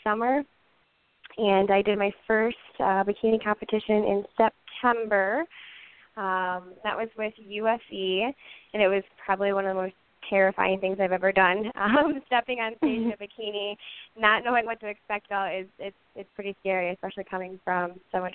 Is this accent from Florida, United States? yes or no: no; Big Rapids, Michigan, United States; I am from Big Rapids, Michigan, a super tiny town in the middle of the Mitten State